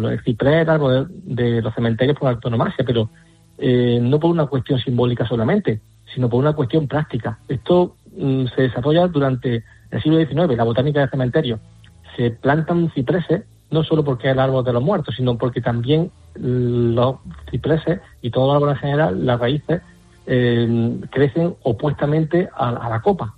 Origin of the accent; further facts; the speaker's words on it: Alcaudete, Andalusia, Spain; mi tierra, el cementerio histórico de Alcaudete